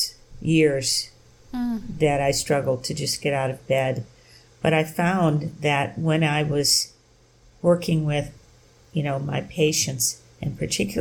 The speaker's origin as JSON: {"language": "English", "region": "the South", "country": "United States", "tie": "born or raised there", "moved": "yes", "said": "growing up in the Jim Crow South"}